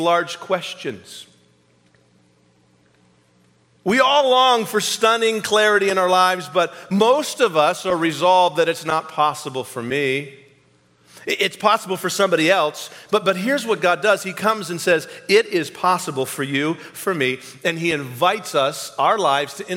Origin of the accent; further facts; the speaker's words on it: New England, United States; now in Kansas City, United States; I came from New England, born and raised there